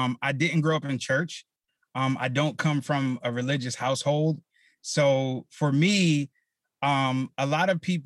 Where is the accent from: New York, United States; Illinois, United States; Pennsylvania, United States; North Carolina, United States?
Pennsylvania, United States; Philadelphia; growing up in Philly, in the neighborhood I grew up